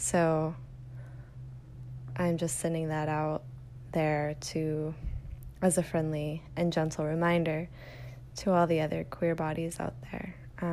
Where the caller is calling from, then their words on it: Austin, Texas, United States; I'm calling from Austin, Texas